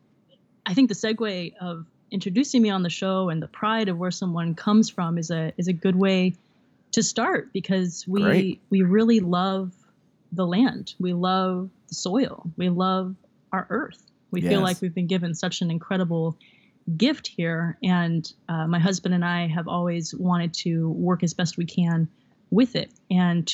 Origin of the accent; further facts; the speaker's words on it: Santa Cruz, California, United States; now in Sebastopol, United States; North of San Francisco is where I'm living currently, about like an hour and a half in Sebastopol, but I'm originally from Santa Cruz